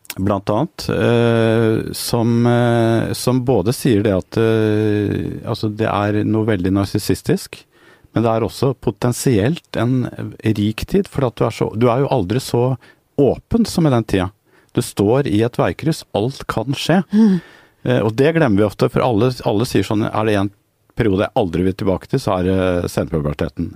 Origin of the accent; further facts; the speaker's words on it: Norway; som nordmenn